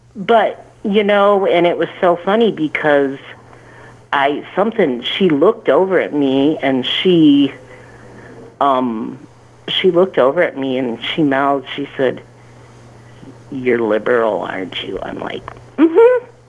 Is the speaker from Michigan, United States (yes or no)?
yes; Michigan, United States; I'm from Michigan, same state Miss Betsy is